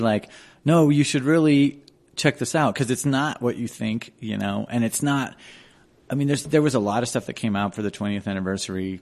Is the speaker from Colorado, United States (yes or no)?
yes; Denver, Colorado, United States; also born or lived in Boulder, Colorado; I grew up on Hamden and Colorado Boulevard